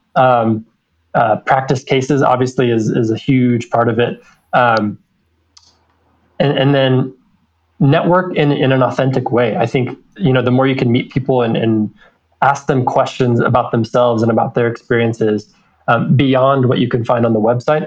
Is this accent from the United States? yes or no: yes; American Fork, Utah, United States; also born or lived in Riverside, California; grew up in American Fork